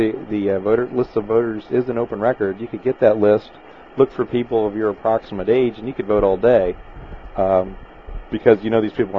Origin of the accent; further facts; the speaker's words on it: Wamego, Kansas, United States; As a kid, and I grew up in Wamego